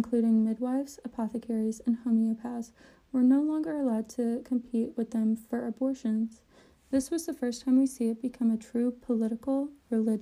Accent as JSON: {"language": "English", "region": "Georgia", "country": "United States", "said": "I'm from Georgia"}